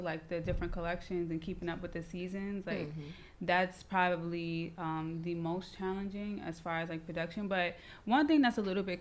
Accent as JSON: {"language": "English", "town": "New York City", "region": "New York", "country": "United States", "tie": "born or raised there", "also_born_or_lived": "Maryland", "said": "I'm from Brooklyn, born and raised. I'm actually from Bed-Stuy, so this area"}